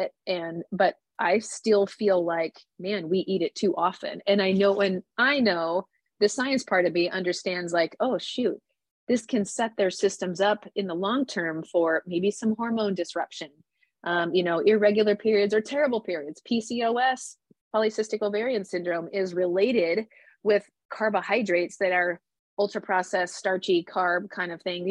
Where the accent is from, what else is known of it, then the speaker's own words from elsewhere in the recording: Nebraska, United States; I grew up in the Midwest, in Nebraska